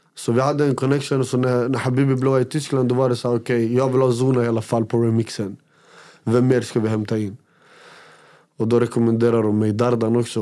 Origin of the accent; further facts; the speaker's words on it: Västerås, Västmanland, Sweden; Jag kommer från Råby, jag kommer från en ort som heter Råby